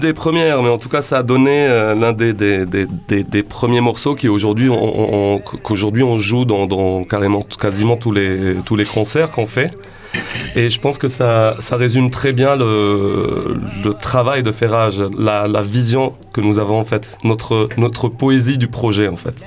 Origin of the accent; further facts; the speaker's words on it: Sidi Bel Abbès, Sidi Bel Abbès Province, Algeria; je viens de Sidi Blabès, Et c'est à l'ouest de l'Algérie